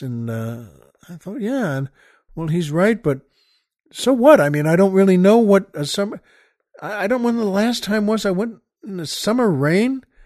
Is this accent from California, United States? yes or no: no; New York, United States; now in Los Angeles, United States; I grew up in New York